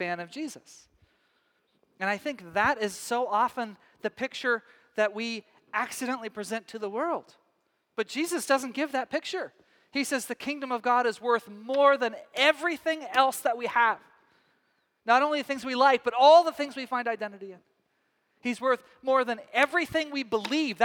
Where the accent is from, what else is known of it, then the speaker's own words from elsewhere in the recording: Texas, United States; moved away as an adult; also born or lived in Scottish descent; now in Northwest, United States; back home to Texas